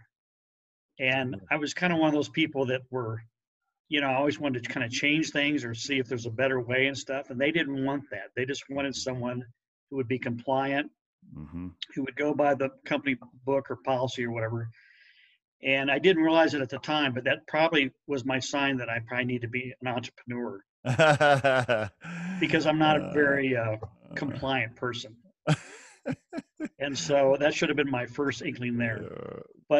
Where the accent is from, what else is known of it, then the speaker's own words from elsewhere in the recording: Jefferson City, Missouri, United States; moved away as an adult; also born or lived in Fulton, Missouri; now in Westminster, Colorado, United States; my hometown is Jefferson City, Missouri, which is the capital of the state, about 30,000. I grew up there all my life